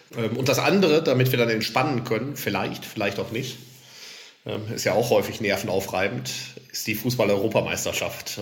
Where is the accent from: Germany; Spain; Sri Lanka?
Germany; Lower Saxony; ich komme ja aus Niedersachsen, also nicht aus dem Saarland